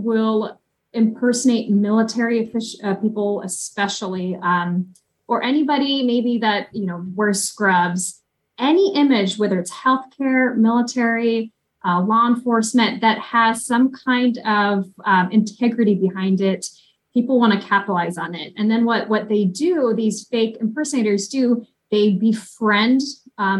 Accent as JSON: {"language": "English", "region": "Oregon", "country": "United States", "tie": "born or raised there", "also_born_or_lived": "Ukraine"}